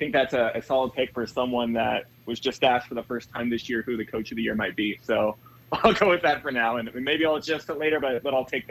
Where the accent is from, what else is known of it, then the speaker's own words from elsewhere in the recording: Oregon, United States; I'm from Oregon.